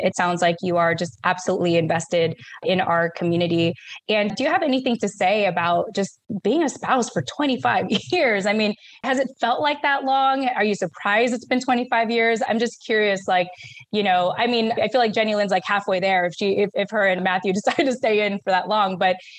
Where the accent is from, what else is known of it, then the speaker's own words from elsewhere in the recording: Yokosuka, Kanagawa, Japan; born there; Because I was born in Yokosuka, Japan.